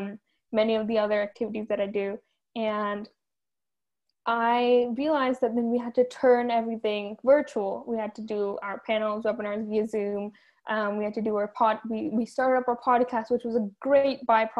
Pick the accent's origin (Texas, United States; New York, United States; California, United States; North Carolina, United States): California, United States; Fremont; I come from Ardenwood